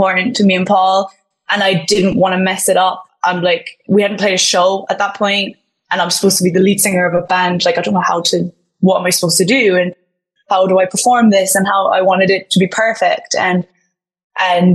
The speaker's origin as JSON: {"language": "English", "town": "Killarney", "region": "Munster", "country": "Ireland", "said": "We're from a very small town in Killarney."}